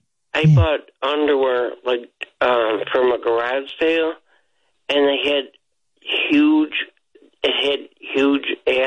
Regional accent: New York, United States; Howard, why do you give me that accent? I'm from New York. And you give me some kind of Midwestern accent.

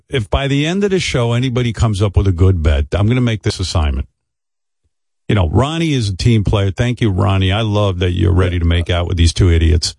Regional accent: New York, United States; as a New Yorker

